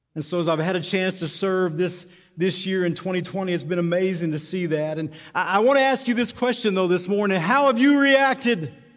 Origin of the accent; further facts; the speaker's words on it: Tucumcari, New Mexico, United States; Born and raised in Tucumcari